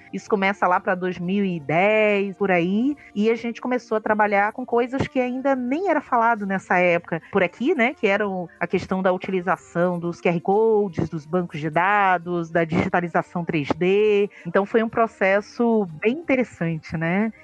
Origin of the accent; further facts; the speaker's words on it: Rio de Janeiro, Brazil; moved away as an adult; also born or lived in Alagoas; now in Sergipe, Brazil; eu sou uma carioca é, de fronteiras e uma historiadora de fronteiras também, né? Eu estou há 17 anos no Nordeste, vim do Rio para Alagoas